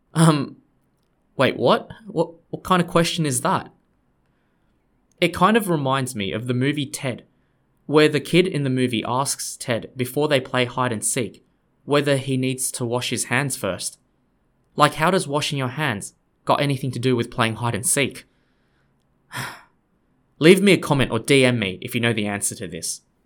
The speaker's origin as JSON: {"language": "English", "country": "Australia", "said": "I'm an Australian guy"}